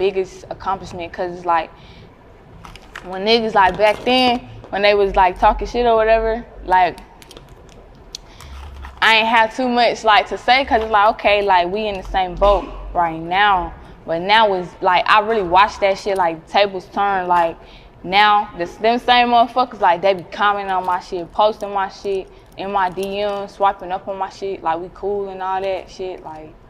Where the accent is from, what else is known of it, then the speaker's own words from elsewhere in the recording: Henderson, North Carolina, United States; moved away as an adult; now in Raleigh, United States; I'm not from Raleigh, I'm from Henderson